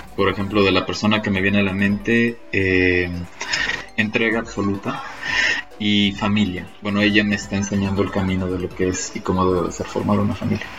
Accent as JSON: {"language": "Spanish", "town": "Cancún", "region": "Quintana Roo", "country": "Mexico", "tie": "born or raised there", "moved": "as an adult", "lives_now": "Medellín, Colombia", "said": "En el hermosísimo Cancún, Quintana Roo, en el Caribe mexicano"}